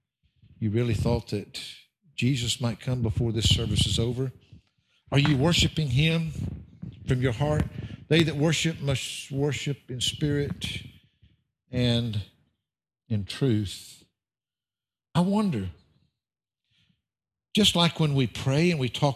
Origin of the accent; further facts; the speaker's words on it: the South, United States; I'm from the South